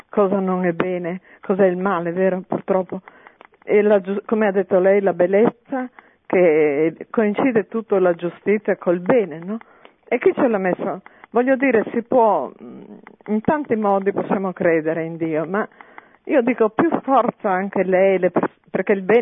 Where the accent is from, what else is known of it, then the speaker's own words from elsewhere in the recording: Veneto, Italy; now in Milan, Italy; A Milano, ma io sono veneta.